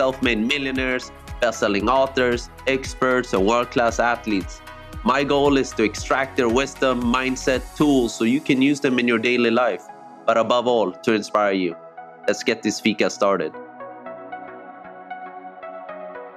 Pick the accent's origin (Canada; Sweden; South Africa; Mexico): Sweden; I grew up in Sweden, I think in a small town